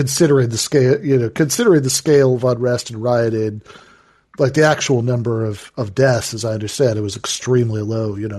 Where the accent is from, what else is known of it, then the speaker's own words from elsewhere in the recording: Michigan, United States; my home state of Michigan